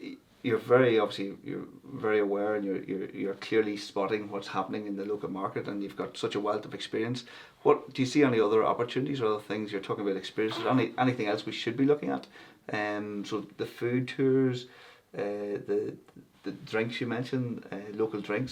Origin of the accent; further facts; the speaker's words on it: Monaghan, Ulster, Ireland; moved away; I'm originally from Monaghan